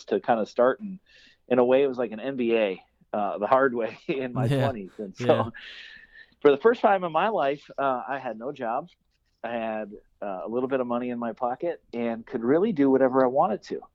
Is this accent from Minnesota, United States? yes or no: no; northeastern South Dakota, United States; I grew up in South Dakota.